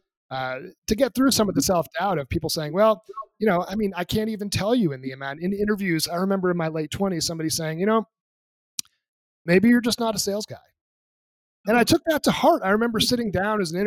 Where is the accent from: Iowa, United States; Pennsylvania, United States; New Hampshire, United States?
New Hampshire, United States; moved away as an adult; also born or lived in Boston area; now in Colorado, United States; the place I grew up in New Hampshire, lived there for 18